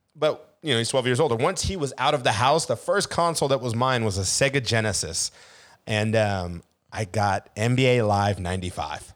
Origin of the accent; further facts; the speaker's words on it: Seattle, Washington, United States; born and raised in Seattle